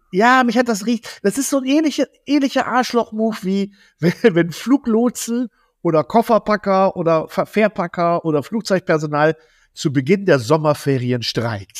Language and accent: German; Zetel, Lower Saxony, Germany; bei uns hier direkt in Zetel, wo ich herkomme